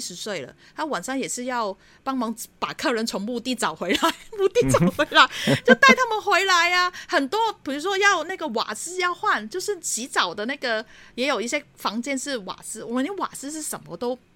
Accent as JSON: {"language": "Chinese", "country": "Hong Kong", "tie": "born or raised there", "moved": "as an adult", "lives_now": "Taitung, Taiwan", "said": "我自己毕竟在香港长大的"}